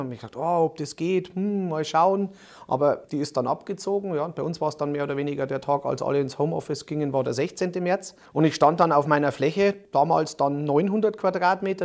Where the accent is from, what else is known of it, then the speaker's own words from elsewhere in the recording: Munich, Bavaria, Germany; als Münchner